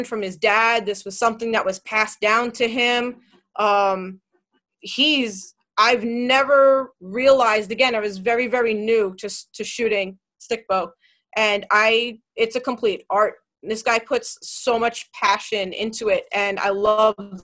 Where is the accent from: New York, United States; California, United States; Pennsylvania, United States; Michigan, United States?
New York, United States; New York City; I'm from Queens